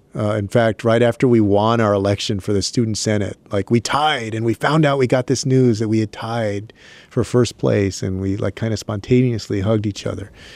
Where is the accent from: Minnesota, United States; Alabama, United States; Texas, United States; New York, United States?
Texas, United States; San Antonio; my hometown of San Antonio